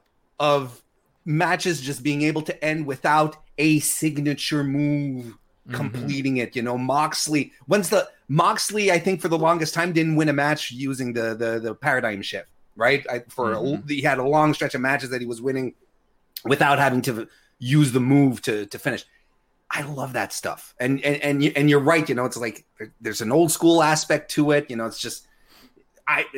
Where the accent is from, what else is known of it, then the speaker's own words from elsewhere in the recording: Canada; I'm Canadian